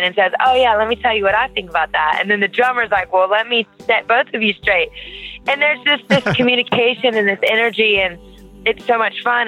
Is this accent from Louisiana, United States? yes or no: yes; Louisiana, United States; I'm from Louisiana